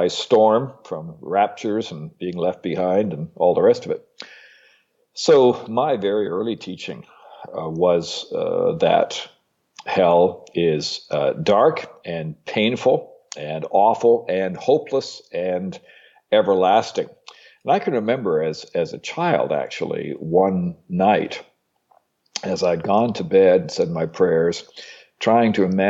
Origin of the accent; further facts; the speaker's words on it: Ontario, Canada; also born or lived in Britain / Texas, United States / Iowa, United States / Illinois, United States; Well, I was born and raised mostly in Ontario, Canada, with some time in my childhood in Britain, where I started school. So this is about my fourth accent now.